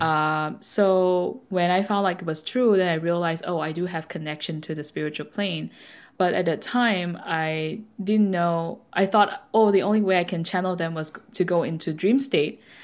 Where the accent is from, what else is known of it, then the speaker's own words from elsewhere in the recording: Malaysia; I was born in Malaysia, so we uh, brought up with the Buddhist uh, teaching